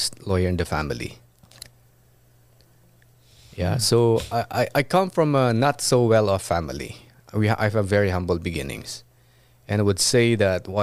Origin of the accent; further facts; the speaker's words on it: Abra, Cordillera Administrative Region, Philippines; moved away as an adult; now in Los Angeles, United States; I'm from Abra